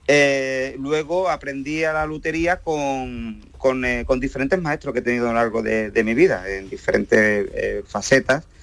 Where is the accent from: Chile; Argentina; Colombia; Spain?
Spain; Camas, Andalusia; Yo soy originalmente de Camas, un pueblecito de Sevilla